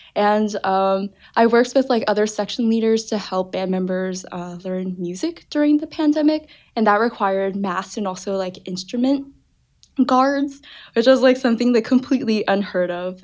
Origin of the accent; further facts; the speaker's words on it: Parsippany, New Jersey, United States; I'm originally from New Jersey. Uh, the northern part of New Jersey, a town called Parsippany, closer to New York City.